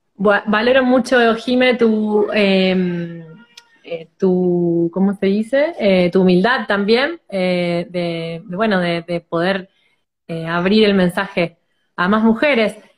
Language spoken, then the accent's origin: Spanish; Rosario, Santa Fe, Argentina; soy de Rosario, Argentina